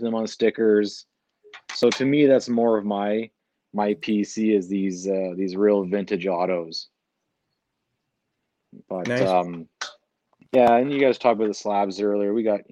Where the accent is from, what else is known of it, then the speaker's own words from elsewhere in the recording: Hamilton, Ontario, Canada; moved away as an adult; Born and raised in Hamilton, so 20 minutes out of Brantford